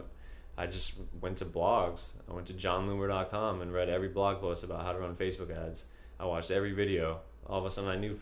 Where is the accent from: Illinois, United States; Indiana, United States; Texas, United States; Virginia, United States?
Virginia, United States; the suburbs of; moved away as an adult; now in New York, United States; I'm from the suburbs of Virginia